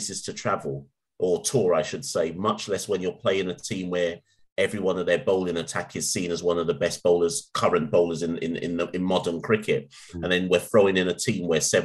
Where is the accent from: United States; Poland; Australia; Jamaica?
Jamaica; I'm Jamaican